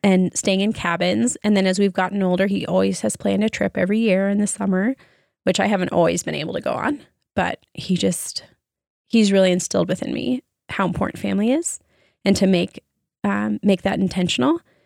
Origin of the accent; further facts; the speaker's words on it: Arizona, United States; growing up in Arizona